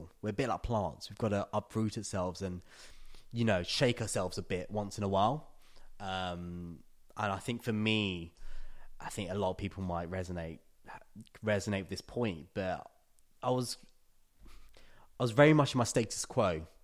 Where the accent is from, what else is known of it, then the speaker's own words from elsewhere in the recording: London, United Kingdom; moved away as an adult; now in Tallinn, Estonia; you're born and raised in London